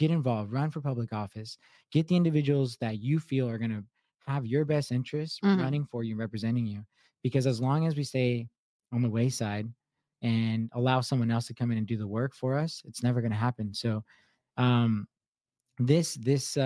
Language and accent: English; Southern California, United States; moved away; I'm coming from Southern California